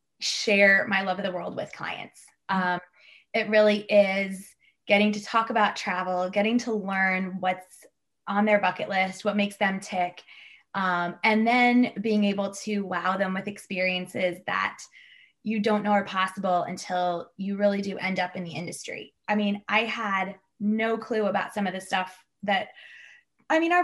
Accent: Kansas, United States; also born or lived in East Coast, United States / New Zealand / Scotland; I was born on the East Coast, but raised in Kansas, outside of Kansas City

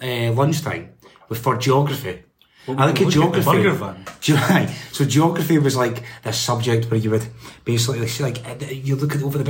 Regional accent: Scotland, United Kingdom; born or raised there

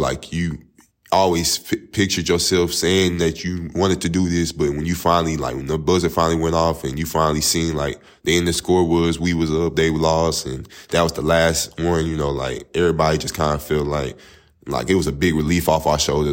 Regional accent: Tyler, Texas, United States; now in Marshall, United States; I'm from Tyler, Texas, um, East Texas, by an hour away from here in Marshall. Um, I'm born and raised there, grew up there

